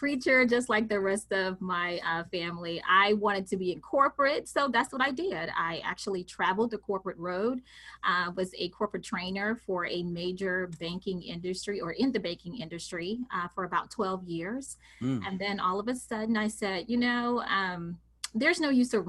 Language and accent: English; Mississippi, United States; I am a country girl, born and raised in Mississippi